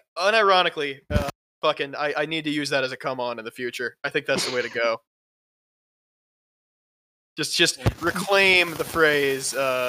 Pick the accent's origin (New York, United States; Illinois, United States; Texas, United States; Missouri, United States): Texas, United States; Dallas; I'm from Dallas.